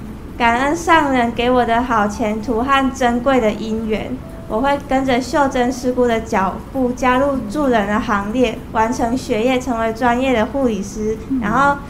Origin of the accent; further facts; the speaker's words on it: Nantou County, Taiwan; 我来自南投，